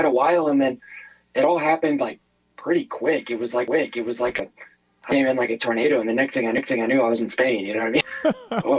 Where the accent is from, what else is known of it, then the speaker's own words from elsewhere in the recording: United States; I'm American through and through